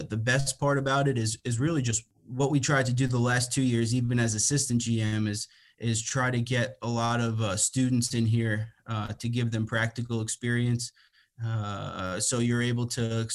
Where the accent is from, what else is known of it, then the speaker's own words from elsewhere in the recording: Long Island, New York, United States; moved away as an adult; now in Connecticut, United States; I'm from Long Island originally, but I live in Connecticut now, and I've been here since 2018.